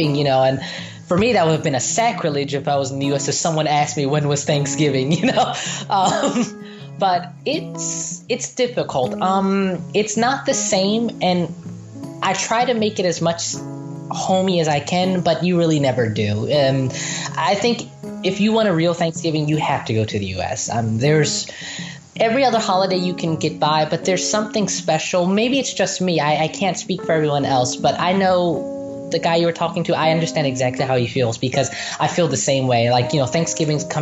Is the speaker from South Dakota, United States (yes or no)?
no; Philadelphia, Pennsylvania, United States; moved away as an adult; now in Nanterre, France; I was born in Philadelphia.